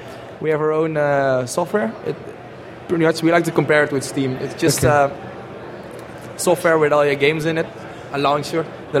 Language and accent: English; Eindhoven, North Brabant, Netherlands; We're from Eindhoven, the Netherlands.